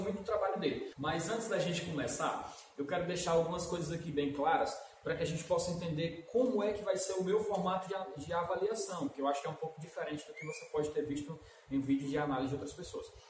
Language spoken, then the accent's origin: Portuguese; Brazil; como brasileiro